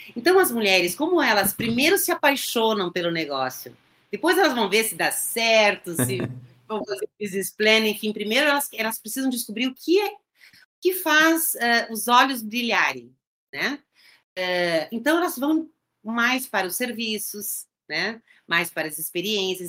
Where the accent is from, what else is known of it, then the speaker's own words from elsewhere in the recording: Rio Grande do Sul, Brazil; eu sou gaúcha